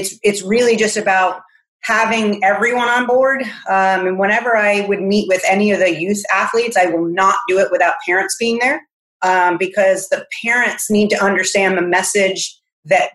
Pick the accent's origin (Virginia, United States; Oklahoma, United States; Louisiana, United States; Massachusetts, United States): Massachusetts, United States; moved away as an adult; now in South Carolina, United States; I'm originally from Massachusetts.